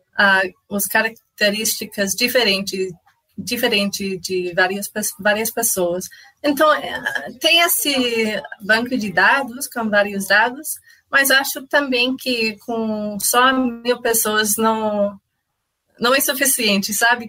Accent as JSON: {"language": "Portuguese", "country": "Canada", "second_language": "Portuguese", "moved": "as an adult", "lives_now": "Brazil", "said": "eu sou canadense. Ah, ah, sim, eu, eu me mudei para o Brasil ah, um ano atrás"}